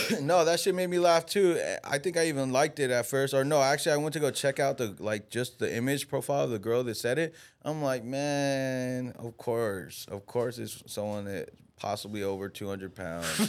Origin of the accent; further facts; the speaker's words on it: United States; we're American